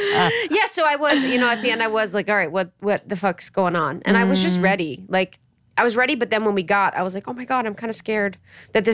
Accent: Ohio, United States; I'm from Ohio

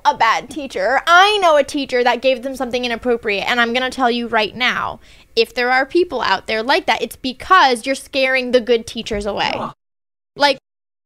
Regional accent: North Carolina, United States; I'm from North Carolina

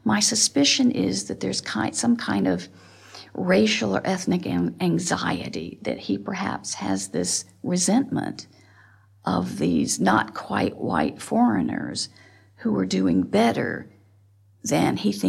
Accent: Montgomery, Alabama, United States; I am from Montgomery, Alabama.

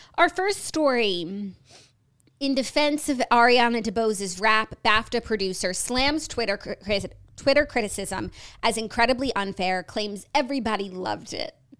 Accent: United States; as an American with American standards

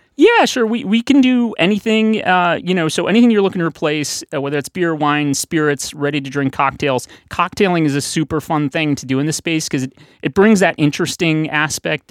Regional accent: St. Louis, Missouri, United States; now in Boston, United States; I grew up in Saint Louis

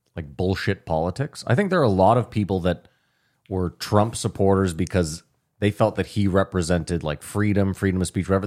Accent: Ottawa, Ontario, Canada; as white people growing up in Ottawa

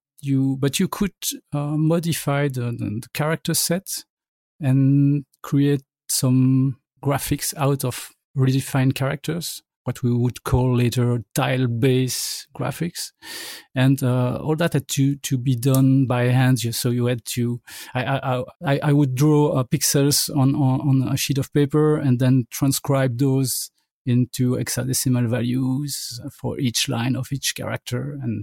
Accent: Belgium; During the 8-bit era, I would say that the Commodore 64 was the main machine, but I was at a computer club near my town

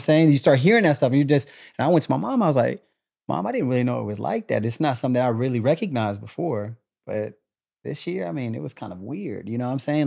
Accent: Killeen, Texas, United States; born or raised there; also born or lived in Germany

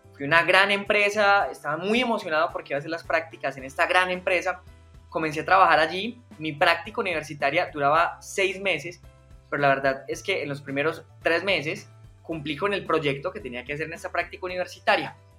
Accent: Medellín, Antioquia, Colombia; yo soy paisa, soy de, Medellín, 100% colombiano. Eh, llevo viviendo toda mi vida en Medellín.

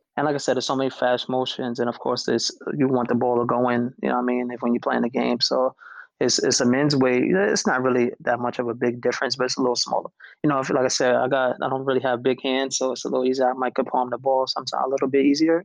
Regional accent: New York City, New York, United States; I grew up I grew up in New York City

